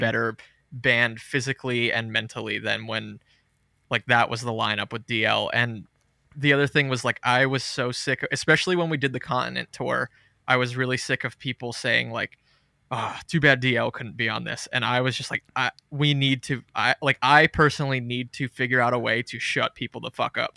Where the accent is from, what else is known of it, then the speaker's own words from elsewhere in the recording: New Jersey, United States; moved away as an adult; now in North Carolina, United States; I live in North Carolina now, but I'm from Jersey